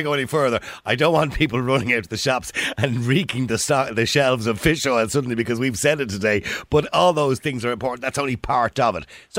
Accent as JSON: {"language": "English", "country": "Ireland", "said": "But we're Irish"}